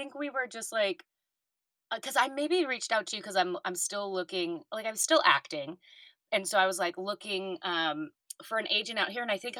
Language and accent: English; Los Angeles, California, United States; also born or lived in Chicago; growing up in LA, I grew up around Hollywood.